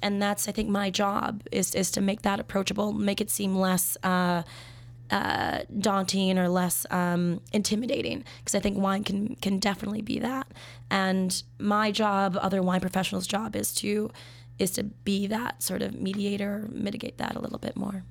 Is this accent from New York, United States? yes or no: no; Minnesota, United States; moved away as an adult; now in Chicago, United States; I'm from Minnesota